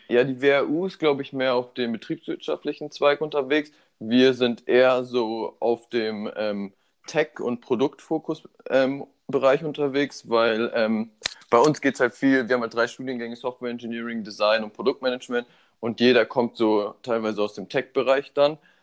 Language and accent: German; Munich, Bavaria, Germany; moved away as an adult; now in Berlin, Germany; Ich bin 24 Jahre alt, bin hier in München geboren